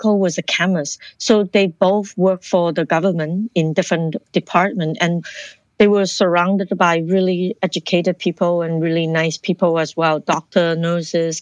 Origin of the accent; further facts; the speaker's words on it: Ottawa, Ontario, Canada; moved away as an adult; also born or lived in Hong Kong / Toronto / United States; now in Vancouver, Canada; I was born in Hong Kong, raised in Ottawa, and then I moved to Toronto to study fashion design.